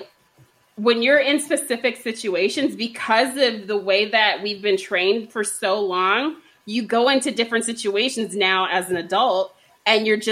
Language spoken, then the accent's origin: English; Texas, United States; I'm from Texas